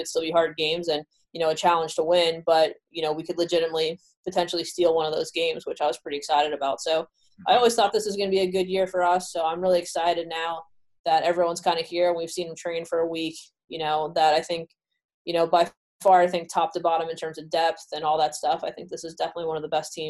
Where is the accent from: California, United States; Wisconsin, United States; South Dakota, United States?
California, United States; Southern; now in Rhode Island, United States; I was born in Southern California, so I live pretty close to the beach.